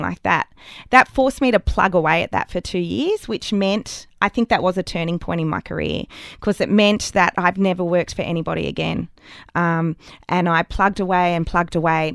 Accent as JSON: {"language": "English", "country": "Australia", "tie": "born or raised there", "also_born_or_lived": "Canberra, Australia / Sydney, Australia / London, United Kingdom", "moved": "as an adult", "lives_now": "Albury, Australia", "said": "I'm leaving regional Australia"}